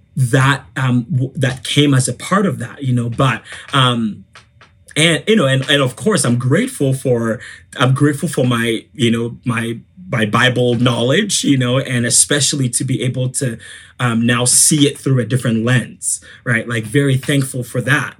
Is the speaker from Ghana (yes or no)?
yes; Ghana; I am from Ghana. I'm from West Africa.